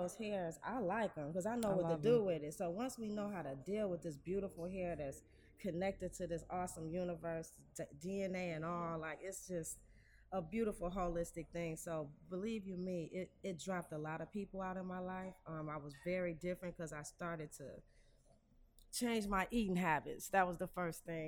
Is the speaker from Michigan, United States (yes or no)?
yes; Detroit, Michigan, United States; I'm born and raised in Detroit